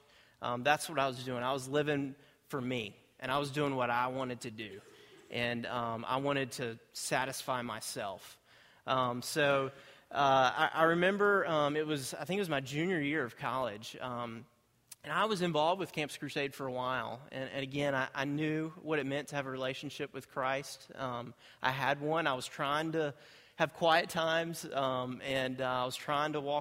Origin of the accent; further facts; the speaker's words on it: Greensboro, North Carolina, United States; I grew up in Greensboro. I was born and raised there.